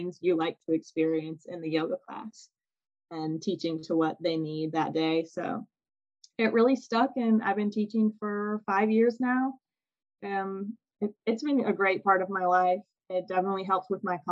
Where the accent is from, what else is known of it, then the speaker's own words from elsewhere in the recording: Loveland, Ohio, United States; moved away; my hometown of Loveland, Ohio